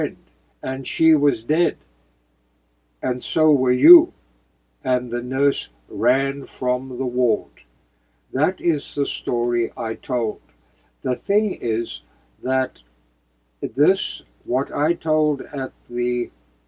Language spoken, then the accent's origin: English; outside of Cape Town, Western Cape, South Africa; close to my hometown, outside of Cape Town